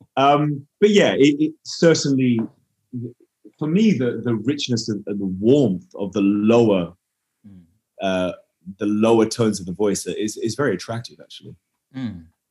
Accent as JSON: {"language": "English", "town": "Perth", "region": "Western Australia", "country": "Australia", "tie": "born or raised there", "also_born_or_lived": "Edinburgh", "said": "I grew up in Perth in Western Australia. I'm, yes. I'm, actually I'm originally from Edinburgh"}